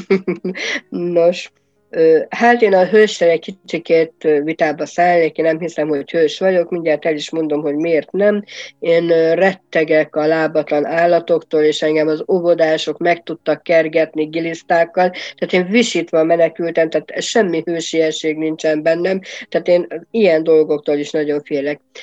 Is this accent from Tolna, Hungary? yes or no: yes; Nagymányok, Tolna, Hungary; moved away as an adult; also born or lived in Kisdorog, Hungary / Szekszárd, Hungary; now in Hesse, Germany; egy Tolna megyei kisvárosból, nagymányoknak hívják. Aki esetleg arra felé járt, vagy ismerős, az tudja, hogy Pécs és Bonyhát között található ez az aranyos kis város.